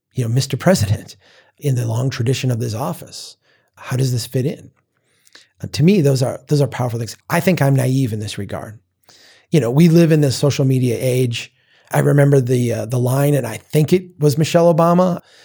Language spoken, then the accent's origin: English; Minnesota, United States; my home state